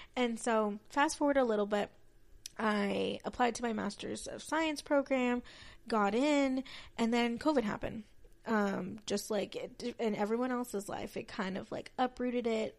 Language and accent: English; West Texas, United States; I was raised in Texas, um, mostly on, on the west side of Texas